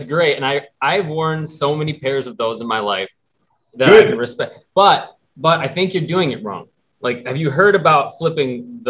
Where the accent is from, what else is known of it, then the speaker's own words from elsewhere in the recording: Michigan, United States; I'm from Michigan, man. This is how we talk.